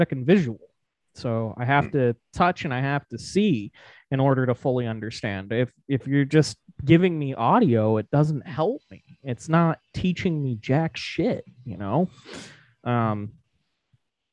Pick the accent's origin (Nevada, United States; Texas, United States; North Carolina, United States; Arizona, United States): Nevada, United States; I'm a massive, massive, massive fan of my home state. I love where I grew up, the land